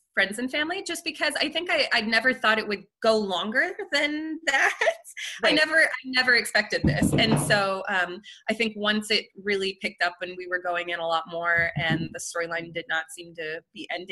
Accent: France; moved away; I grew up in France

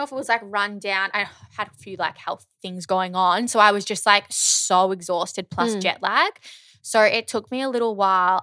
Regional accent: Kyneton, Victoria, Australia; now in Melbourne, Australia; I grew up in the country

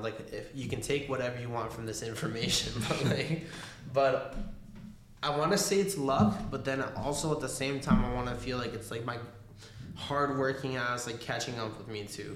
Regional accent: Argentina; moved away; I was born in Argentina. You know, like soccer runs in my fucking blood

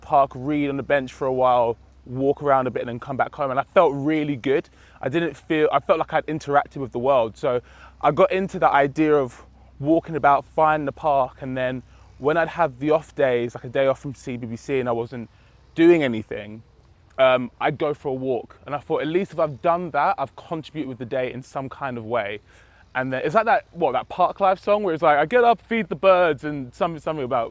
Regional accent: Romford, London, United Kingdom; now in Manchester, United Kingdom; I come from Romford, so we have our little parks and stuff

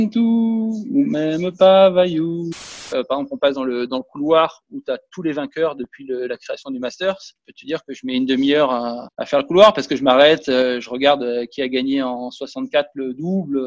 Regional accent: Monaco; chez moi à Monaco

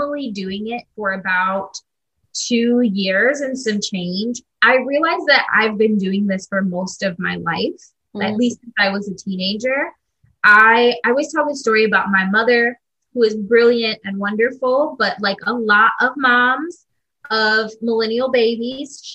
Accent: Midwest, United States; now in Brooklyn, United States; I'm based in Brooklyn, New York. I'm originally from the Midwest

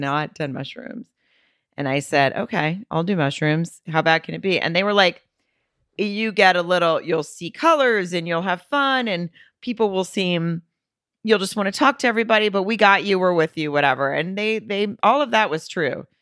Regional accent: Arkansas, United States; now in Los Angeles, United States; I'm from Arkansas.

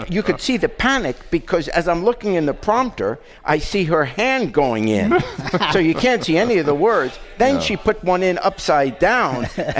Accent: New York, United States; also born or lived in England; back when I was a kid, I grew up in New York

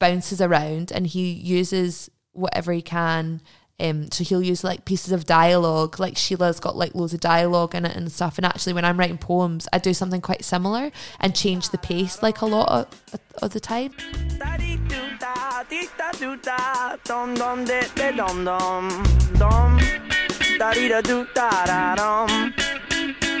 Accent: Glasgow, Scotland, United Kingdom; I grew up in Jordan Hill, which is like a really kind of middle class constituent area.

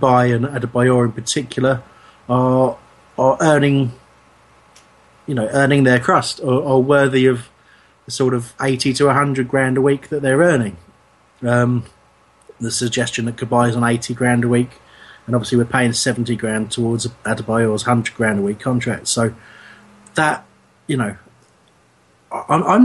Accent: England, United Kingdom; as English people

